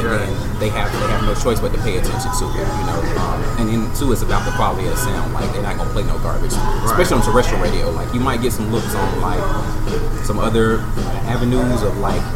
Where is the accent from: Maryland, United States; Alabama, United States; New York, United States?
Alabama, United States; Birmingham; from Birmingham